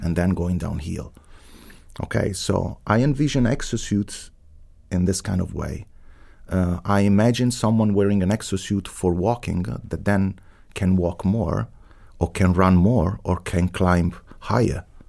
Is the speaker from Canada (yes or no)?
no; Rome, Lazio, Italy; English is a second language; moved away as an adult; also born or lived in Boston, United States; now in Heidelberg, Germany; I was born in Rome. My family is not from Rome, so I'm a first generation. My mother was from Tuscany and my father from Sardinia. But I grew up in Rome.